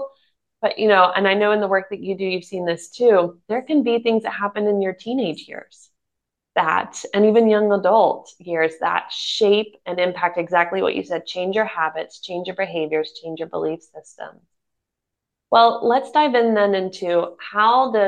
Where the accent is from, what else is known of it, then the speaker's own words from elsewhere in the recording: United States; now in Germany; I'm an American living in Germany who's still learning the language